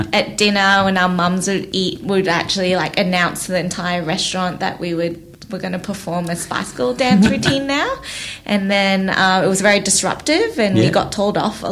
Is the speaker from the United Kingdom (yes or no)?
no; Malaysia; moved away as an adult; now in Australia; When I was eight, so I was in Malaysia. I grew up in Malaysia. I came to Australia when I was 18.